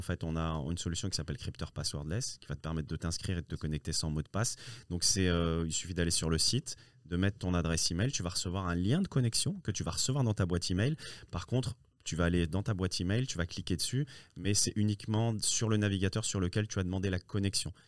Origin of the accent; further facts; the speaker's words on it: France; also born or lived in Morocco; je, suis né au Maroc et je suis arrivé tout petit en France. Hein. je suis arrivé à l'âge de, de, 5 ans, 5 ans et ah demi.